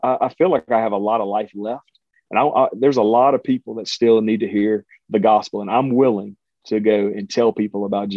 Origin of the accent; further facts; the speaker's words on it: Cajun, Louisiana, United States; I'm a Cajun